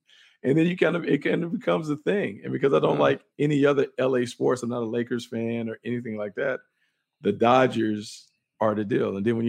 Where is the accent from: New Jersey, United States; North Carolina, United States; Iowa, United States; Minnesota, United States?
North Carolina, United States; Raleigh; moved away; Growing up in North Carolina in Raleigh